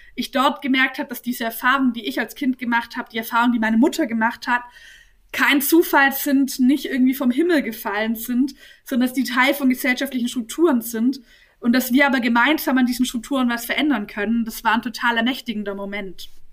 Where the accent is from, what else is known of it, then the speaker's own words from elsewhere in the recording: Nürtingen, Baden-Württemberg, Germany; also born or lived in Swabian Jura / Heidelberg; ich bin ja in Nürtingen aufgewachsen und bin mit 18 zum Studieren nach Heidelberg gezogen